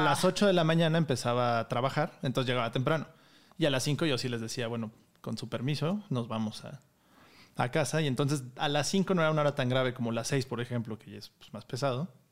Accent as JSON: {"language": "Spanish", "country": "Mexico", "said": "Y soy el mexicano número 39"}